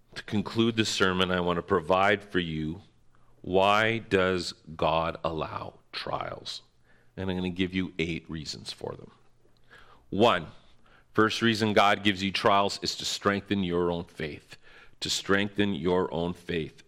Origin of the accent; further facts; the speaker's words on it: North Bay, Ontario, Canada; moved away as an adult; also born or lived in London, Ontario; I hated living in my hometown, North Bay